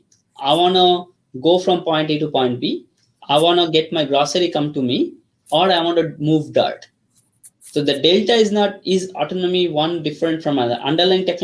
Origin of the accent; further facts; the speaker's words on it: Kolkata, West Bengal, India; first language Bengali; English is a second language; moved away as an adult; also born or lived in Ranchi, India; now in United States; I grew up in India, Calcutta